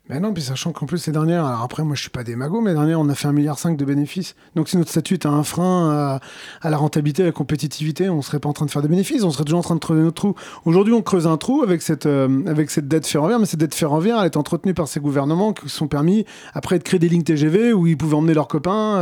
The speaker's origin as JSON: {"language": "French", "area": "Cher", "region": "Centre-Val de Loire", "country": "France", "said": "Moi, je, je viens d'une région, je viens du, du Cher"}